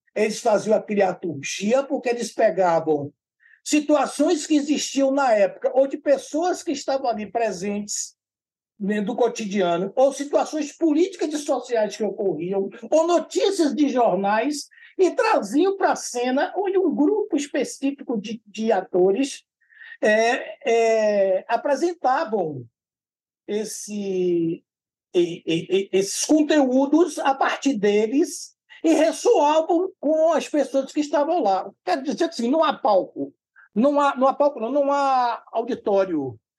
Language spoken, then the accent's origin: Portuguese; Salvador, Bahia, Brazil; eu sou aqui de Salvador, né, da Bahia, no Brasil